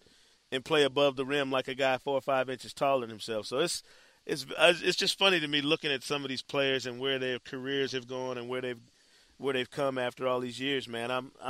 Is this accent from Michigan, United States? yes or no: yes; Grand Rapids, Michigan, United States; Chris Kamen is from my hometown, by the way, from Grandpa's, Michigan.